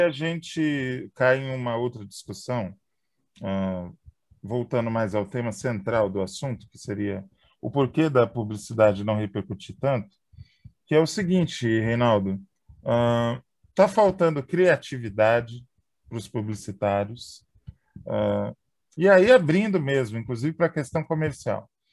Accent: São Paulo, Brazil; eu me lembro quando eu era criança, eu morava em São Paulo

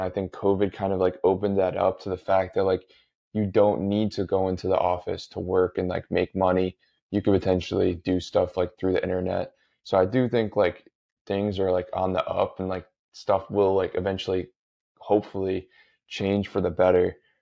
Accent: Connecticut, United States; I grew up in Connecticut, the public schools are really good here

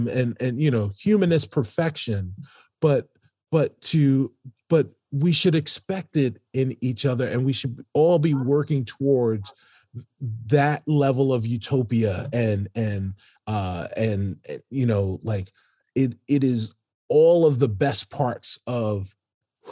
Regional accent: New York City, New York, United States; I'm from New York City

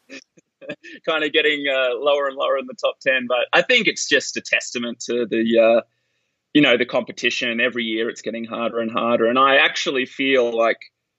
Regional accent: Australia; now in Boulder, United States; growing up as an Australian

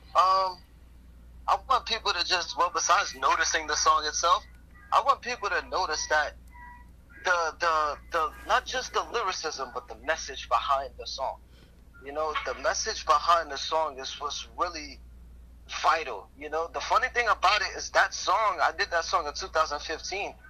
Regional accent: New York City, New York, United States; I'm from Brooklyn, and, and Brooklyn is tough

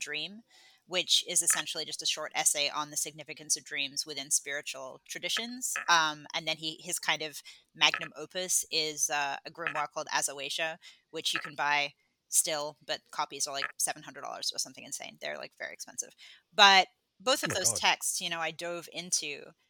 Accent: Australia; moved away as an adult; also born or lived in England; I was born in England, but then I moved when I was 10 and then I grew up in Australia and then I've been here for 11 years.

